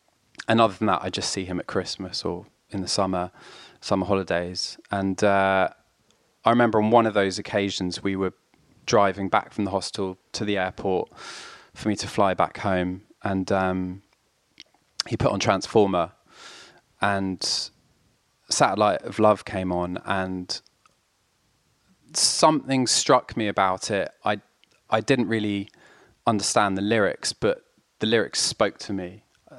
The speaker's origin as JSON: {"language": "English", "country": "France", "tie": "born or raised there", "said": "And so my sister and I grew up in France, in rural France, with my mum. My dad carried on living in London."}